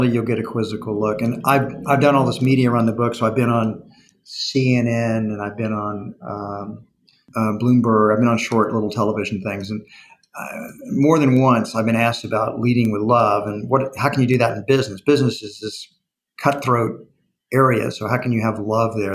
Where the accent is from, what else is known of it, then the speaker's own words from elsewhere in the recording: Texas, United States; I'm a Texan